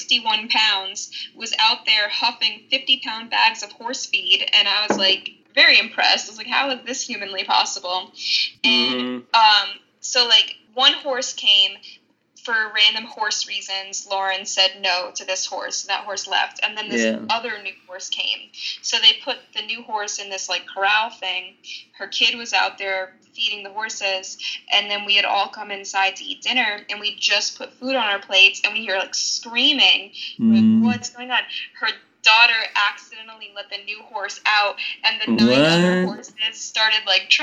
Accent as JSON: {"language": "English", "town": "New York City", "region": "New York", "country": "United States", "said": "I'm from New York City"}